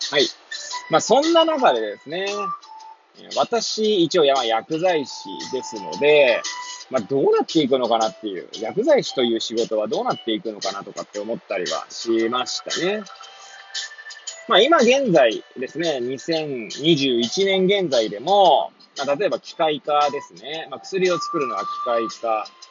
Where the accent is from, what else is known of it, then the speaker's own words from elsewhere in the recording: Hachioji, Tokyo, Japan; moved away as an adult; now in Kamaishi, Japan; 八王子生まれ、八王子育ち。震災の前の年から、釜石で働く